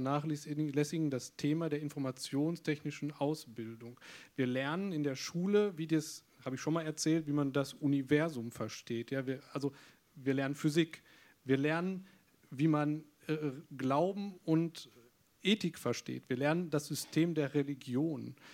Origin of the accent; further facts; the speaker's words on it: North Rhine-Westphalia, Germany; Gut, jetzt komme ich aus Nordrhein-Westfalen